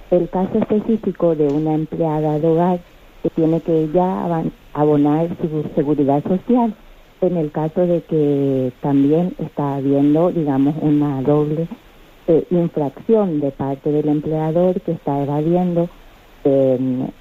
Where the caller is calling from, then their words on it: Madrid, Community of Madrid, Spain; Soy Margarita, aquí de Madrid